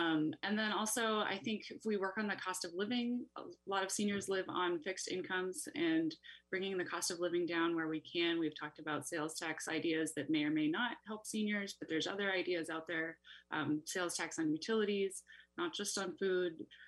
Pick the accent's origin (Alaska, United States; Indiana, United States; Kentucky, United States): Alaska, United States; Petersburg; moved away as an adult; now in Juneau, United States; I was born and raised in Petersburg, and I moved to Juneau 8.5 years ago to work for the state.